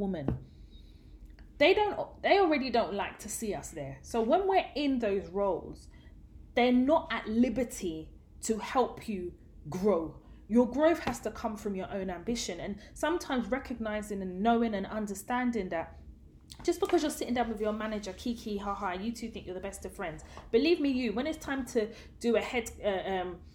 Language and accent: English; London, United Kingdom; I grew up in Tottenham, and Tottenham was the hood